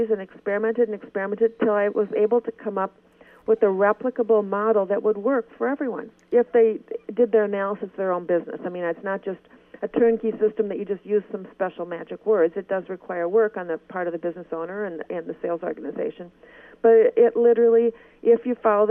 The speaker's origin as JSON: {"language": "English", "region": "Minnesota", "country": "United States", "said": "You can tell I'm from Minnesota"}